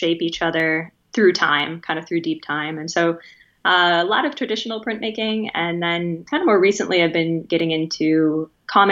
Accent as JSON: {"language": "English", "town": "Spearfish", "region": "South Dakota", "country": "United States", "tie": "born or raised there", "moved": "yes", "lives_now": "Illinois, United States", "said": "I grew up in Western South Dakota in a town called Spearfish"}